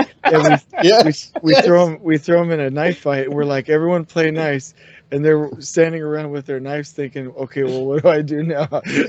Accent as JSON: {"language": "English", "region": "California", "country": "United States", "tie": "born or raised there", "said": "grew up in Southern California, so I relate to that."}